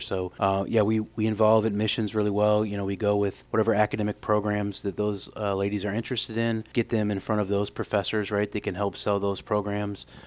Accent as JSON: {"language": "English", "town": "Normal", "region": "Illinois", "country": "United States", "tie": "born or raised there", "moved": "as an adult", "lives_now": "Evansville, United States", "said": "I grew up in Normal, Illinois"}